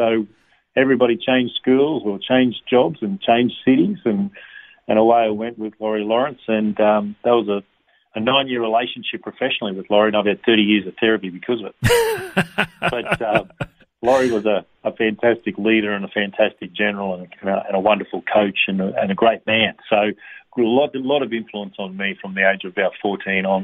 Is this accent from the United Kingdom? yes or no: no; Rockhampton, Queensland, Australia; also born or lived in Brisbane; We moved to Rocky when I was two. And I just ran and played cricket and footy and went to Allenstown State School and Rocky High up until year eight